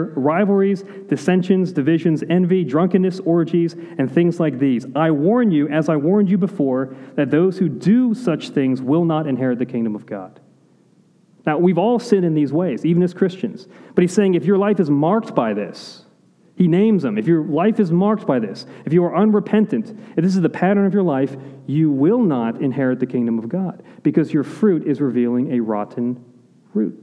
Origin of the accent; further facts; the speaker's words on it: Pittsburgh, Pennsylvania, United States; now in Florida, United States; I'm from Pittsburgh.